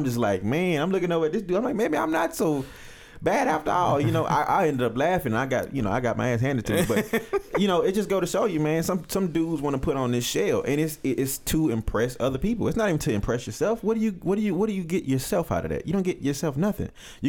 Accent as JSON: {"language": "English", "region": "California", "country": "United States", "said": "because, you know, I'm from California. You know, it's gang this and gang that."}